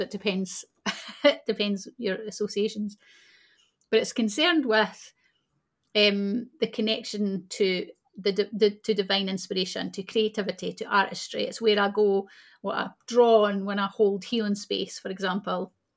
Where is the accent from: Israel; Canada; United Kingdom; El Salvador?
United Kingdom; Scotland; people who are born in Scotland, like myself